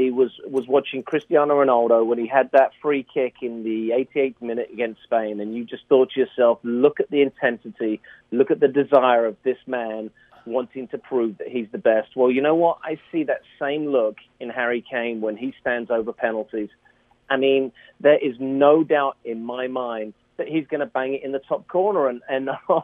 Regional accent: England, United Kingdom; we're English

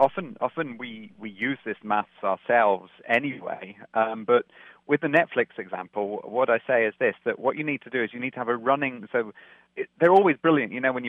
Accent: Scotland, United Kingdom; also born or lived in London; I was born in London, but I grew up in Scotland, so I've kind of moved around everywhere.

